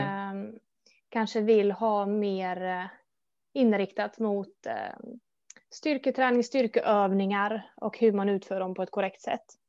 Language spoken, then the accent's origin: Swedish; Gothenburg, Västra Götaland, Sweden; Jag är född och uppvuxen i Göteborg. Framförallt Hisingen där då.